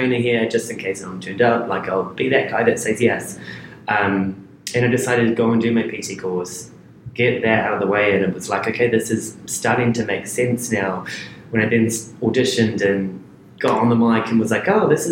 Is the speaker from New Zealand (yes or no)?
yes; New Zealand; moved away as an adult; also born or lived in New York; I'm from New Zealand